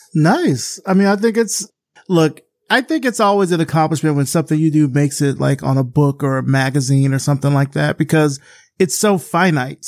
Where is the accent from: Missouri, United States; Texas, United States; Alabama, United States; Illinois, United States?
Alabama, United States; Selma; I'm from Selma, Alabama. So I grew up in that kind of cradle of the civil rights movement